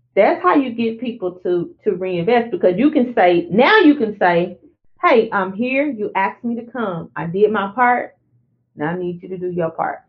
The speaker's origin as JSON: {"language": "English", "region": "Arkansas border near Louisiana", "country": "United States", "said": "the Arkansas border right there, which is where I'm from"}